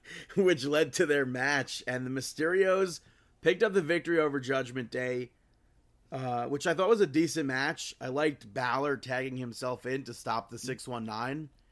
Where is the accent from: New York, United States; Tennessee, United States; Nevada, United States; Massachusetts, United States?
New York, United States; as a New Yorker, we're, we're just, like, grown. We're, we're, we're taught to hate New Jersey